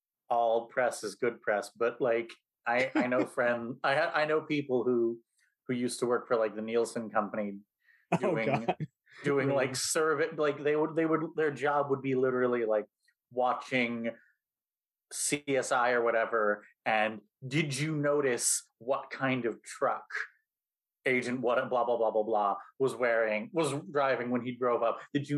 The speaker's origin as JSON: {"language": "English", "region": "Alaska", "country": "United States", "tie": "born there", "said": "I was born in Alaska, so all of my friends and I were really big fans of the episode Ice."}